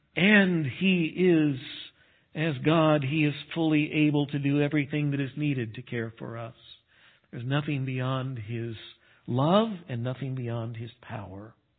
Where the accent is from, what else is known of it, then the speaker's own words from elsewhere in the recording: Texas, United States; moved away; I grew up in Texas, and West Texas is no better